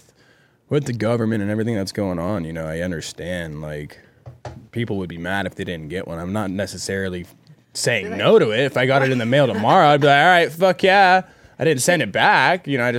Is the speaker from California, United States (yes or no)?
yes; California, United States; Just because we're from California